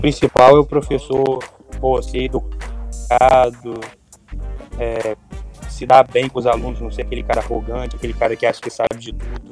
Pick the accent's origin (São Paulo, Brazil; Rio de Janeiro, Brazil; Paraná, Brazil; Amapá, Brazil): Rio de Janeiro, Brazil; Campos dos Goytacazes; eu sou de Campos, dos Goitacás, estado do Rio de Janeiro